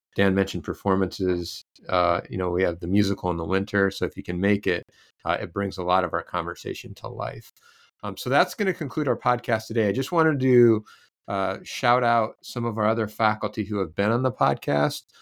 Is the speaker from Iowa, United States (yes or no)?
yes; Iowa, United States; moved away; I'm from Iowa